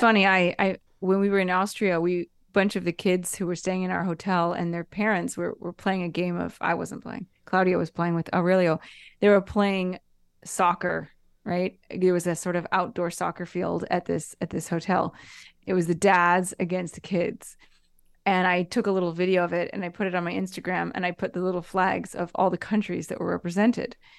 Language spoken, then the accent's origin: English; United States; moved away as an adult; now in Italy; I lived in America s, until I was twenty-seven